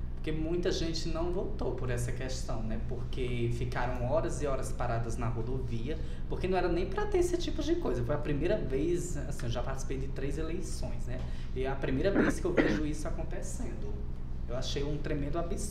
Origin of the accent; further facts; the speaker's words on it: Uiraúna, Paraíba, Brazil; eu sou lá do Nordeste, inclusive sou de Uiraúna, na Paraíba